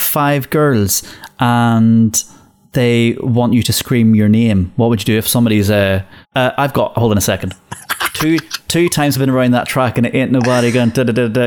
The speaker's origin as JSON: {"language": "English", "region": "Northern Ireland", "country": "United Kingdom", "tie": "born or raised there", "said": "And I grew up in Northern Ireland and I know country music."}